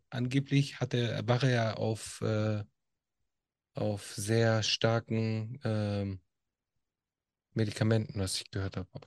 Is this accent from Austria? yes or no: no; Italy; Und äh, als Italiener sage ich auch ein ganz großes Scheiß auf Mussolini.